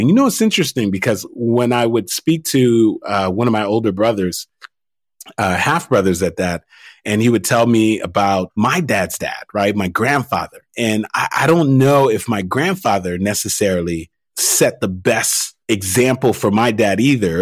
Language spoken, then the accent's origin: English; United States; first language Haitian Creole; English is a second language; even though I was born in the United States, my primary language initially was Creole